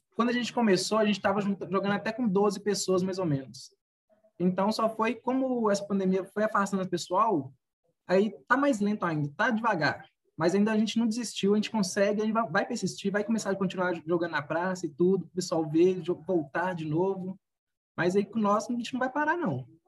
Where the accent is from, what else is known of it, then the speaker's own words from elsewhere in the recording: Curvelo, Minas Gerais, Brazil; nasci em Curvelo, Minas Gerais